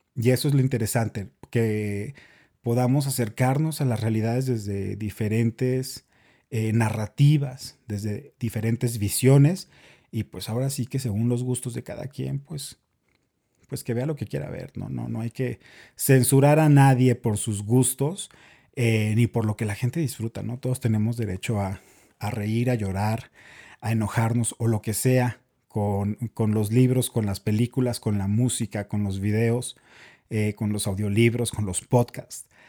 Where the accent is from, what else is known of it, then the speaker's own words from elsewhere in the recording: Chihuahua, Mexico; now in Bogotá, Colombia; soy mexicano, soy de Chihuahua